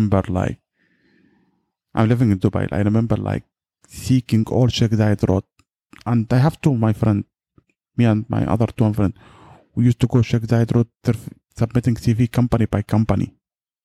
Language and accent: English; Yemen; I'm from Yemen